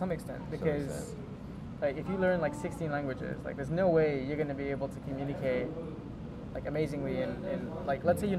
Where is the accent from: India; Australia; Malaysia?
Malaysia; first language English; now in Japan; my mom's a native Cantonese speaker, my dad's a native Japanese speaker. I grew up in Malaysia, so I grew up kind of speaking mostly English, a little bit of Malay here and there, but a little bit of Cantonese here and there